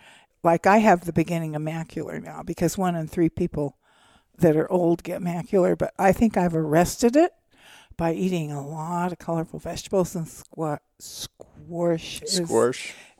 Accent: California, United States; No, in the foothills I grew up in Northern California were black-tailed deer.

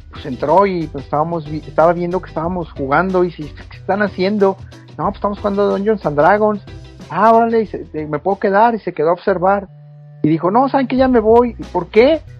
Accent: Mexico City, Mexico; now in Chihuahua, Mexico; yo soy de la Ciudad de México, me vine a vivir a, Chihuahua, por allá el 2001

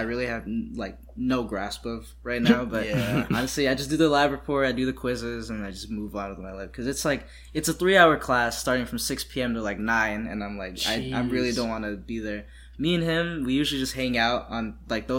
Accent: New Mexico, United States; also born or lived in Cebu City, Philippines; now in Tampa, United States; I was born in Cebu City in the Philippines. And I lived there till I was about 4 when I moved here to New Mexico. And I grew up there.

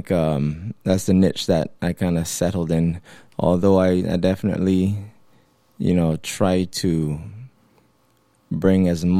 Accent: Barbados; moved away as an adult; also born or lived in Boston; Born and raised in Barbados, I left to study in Boston with a full scholarship from the Barbados Ministry of Education.

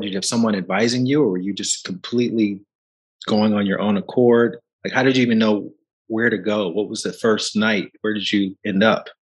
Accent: Alabama, United States; When I grew up in Alabama

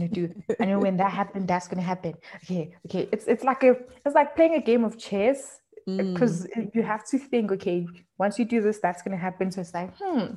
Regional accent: Johannesburg, Gauteng, South Africa; I was born and bred in Johannesburg.

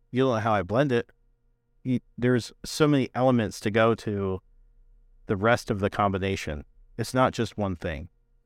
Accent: Northeast, United States; You know, like I'm from the Northeast.

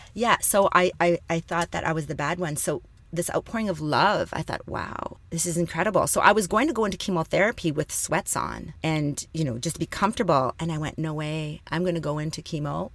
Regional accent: Thunder Bay, Ontario, Canada; I was born and raised in Thunder Bay, Ontario

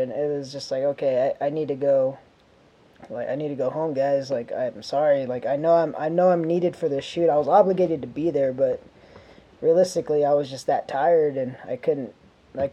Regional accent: Phoenix, Arizona, United States; now in California, United States; I'm from Phoenix, Arizona

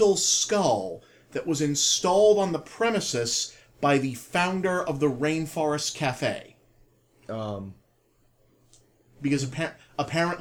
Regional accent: New England, United States; we're from New England

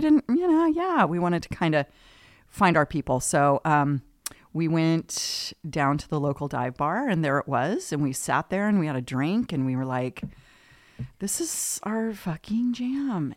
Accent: Oceanside, California, United States; moved away as an adult; also born or lived in Newport Beach, California; now in Los Osos, United States; Southern California is where I'm from, San Diego area. born in Newport Beach, migrated down there quickly. So, spent most of my life in, um, San Diego County, Oceanside, Carlsbad, Encinitas

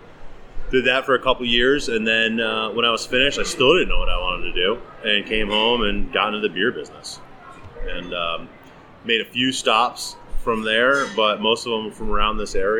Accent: Colonie, New York, United States; I grew up in, most of my family's from Schenectady. I grew up in Colony, New York. South Colony is where I went to high school.

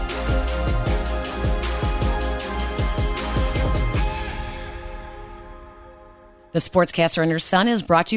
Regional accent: Chicago, Illinois, United States; growing up in Chicago

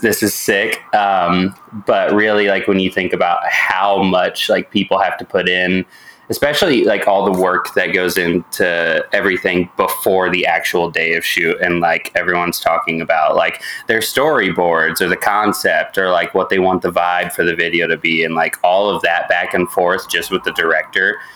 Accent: Indianapolis, Indiana, United States; moved away as an adult; also born or lived in Columbus, Ohio; now in Missouri, United States; I'm from Indianapolis, which is where Nico and I, you know, mm-hmm. we grew up.

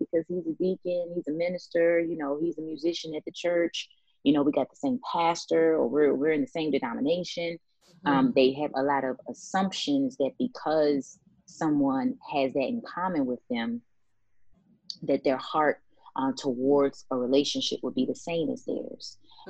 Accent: the North, United States; I'm from the North, and I enjoy being a Northerner, and Dallas just seemed a little too, you know, deserty for my taste.

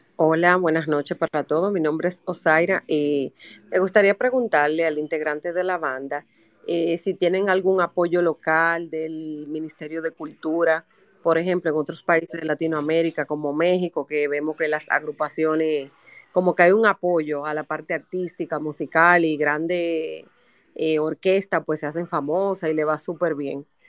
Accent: Dominican Republic; nosotros no somos un país como Argentina, que, tiene una tradición de rock de, 40, 50 años, pero aquí hay muy buenas bandas

